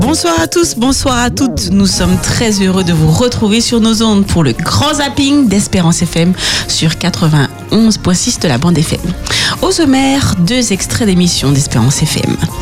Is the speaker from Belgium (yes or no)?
no; south of France, France; accent: southern French; c'est mon accent du sud de la France